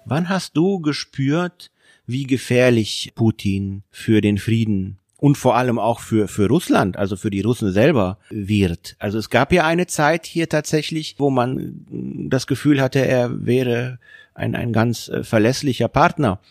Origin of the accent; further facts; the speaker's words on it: Hungary; now in Germany; aus meiner Heimat Ungarn